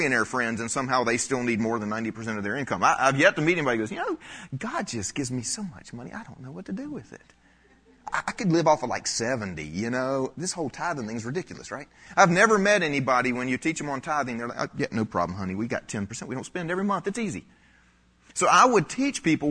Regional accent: South Carolina, United States; I grew up in the South

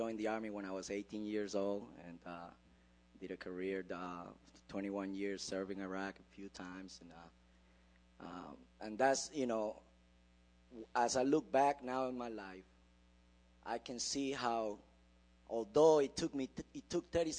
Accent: Puerto Rico; now in United States; I came from Puerto Rico. We live in a culture not much different from here in America

